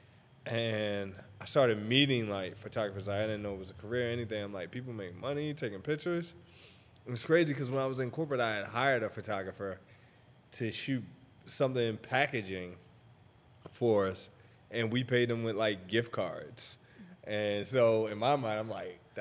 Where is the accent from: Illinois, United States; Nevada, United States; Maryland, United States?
Maryland, United States; Baltimore; moved away as an adult; also born or lived in Atlanta; now in Los Angeles, United States; I'm originally from Baltimore. So after I was there until I was 18